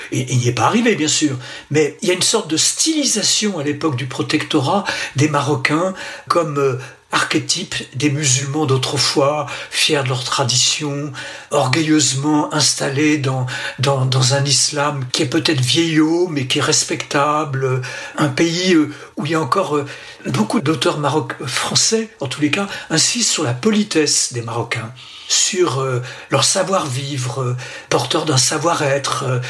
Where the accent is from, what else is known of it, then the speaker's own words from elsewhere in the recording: Lyon, Auvergne-Rhône-Alpes, France; je suis français et lyonnais